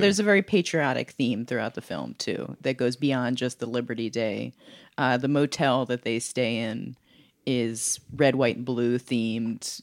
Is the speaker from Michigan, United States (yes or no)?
no; Philadelphia, Pennsylvania, United States; my hometown of Philadelphia